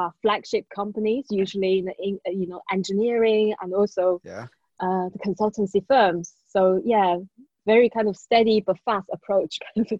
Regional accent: China; English is a second language; now in United Kingdom; So yeah, this is also how I came to the UK from China.

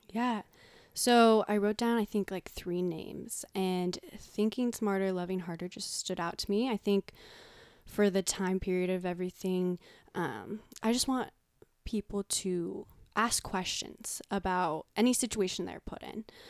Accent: Marin County, California, United States; growing up in Marin County

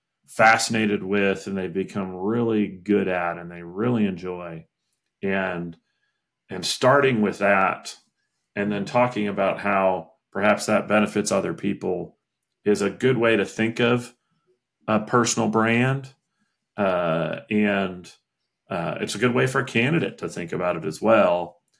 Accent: Indiana, United States; moved away; also born or lived in Washington, District of Columbia, United States; my home state, Indiana

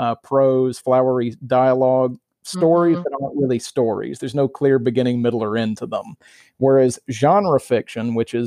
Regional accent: Mobile, Alabama, United States; moved away as an adult; also born or lived in Staten Island, New York; now in Pennsylvania, United States; I'm originally from Mobile, Alabama

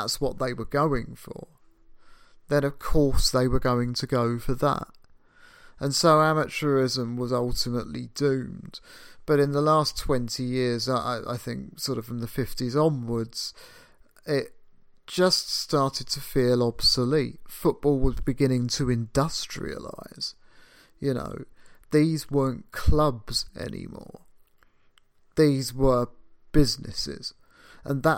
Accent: United Kingdom; that's just me being British

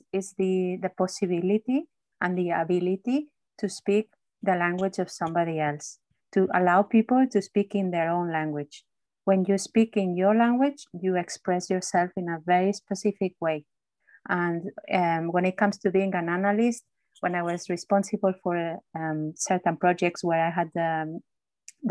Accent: Barcelona, Catalonia, Spain; English is a second language; moved away as an adult; also born or lived in London, United Kingdom; now in United Kingdom; I was born in Barcelona.

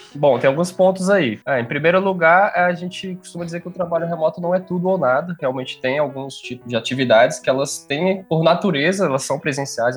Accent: Brasília, Federal District, Brazil; moved away as an adult; now in João Pessoa, Brazil; eu também sou de Brasília. Atualmente estou morando aqui no Nordeste.

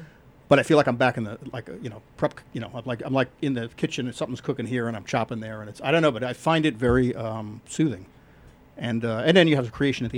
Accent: Western Connecticut, United States; now in North Fork, Long Island, United States; as a kid, I grew up in Western Connecticut, and I spent almost all of my time in the woods.

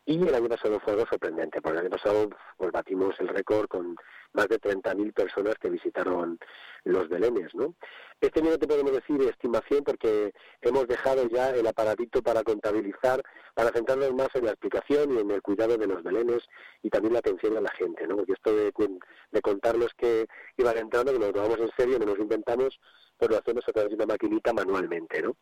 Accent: Escalona del Prado, Castile and León, Spain; Escalona del Prado, se titula Entre costuras, anda el señor, porque es un belén que hicieron las mujeres de mi pueblo, entre las que se encuentra mi madre, es un homenaje a mi pueblo

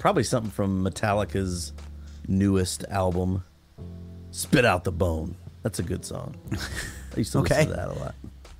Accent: Big Spring, Texas, United States; also born or lived in Houston, Texas / Alaska / Iraq / Montana; I'm from Big Spring. That's where I live. I was born in Houston.

